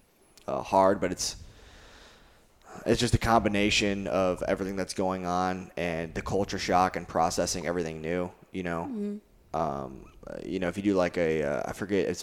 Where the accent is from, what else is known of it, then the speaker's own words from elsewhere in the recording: Naperville, Illinois, United States; moved away as an adult; I grew up just outside of Chicago in Naperville, Illinois, in the suburbs